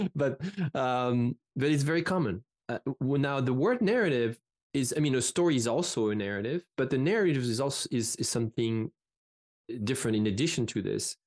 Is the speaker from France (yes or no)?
yes; France; English is a second language; moved away as an adult; I come from France